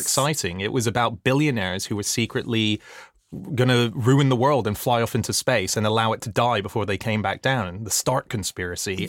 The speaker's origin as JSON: {"language": "English", "country": "Australia", "tie": "born or raised there", "also_born_or_lived": "Hong Kong", "moved": "as an adult", "lives_now": "United Kingdom", "said": "I grew up in Australia for all my teenage years"}